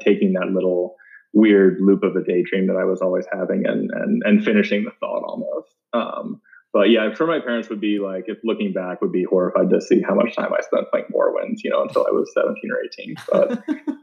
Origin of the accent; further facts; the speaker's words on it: Baltimore, Maryland, United States; moved away as an adult; I was born and raised in Baltimore and lived there until I went to college